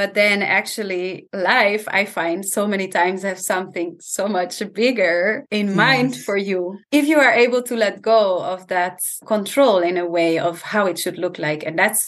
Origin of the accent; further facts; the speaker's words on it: Italy; I grew up, my parents are Dutch, but I grew up in Italy because they were traveling a lot and they created their dream where they started an organic farm in Italy. That's where I grew up.